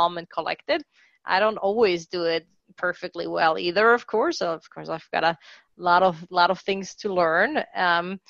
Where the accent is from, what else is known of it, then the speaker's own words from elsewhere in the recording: Mexico City, Mexico; I grew up in Mexico City